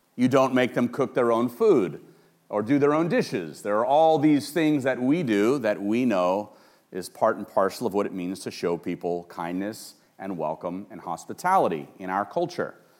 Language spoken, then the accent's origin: English; Los Angeles, California, United States; I grew up in Los Angeles, and I grew up in Hollywood